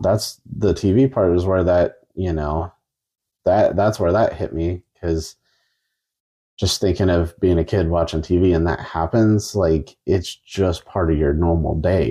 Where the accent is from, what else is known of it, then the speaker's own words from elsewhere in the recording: Kansas, United States; We're from Kansas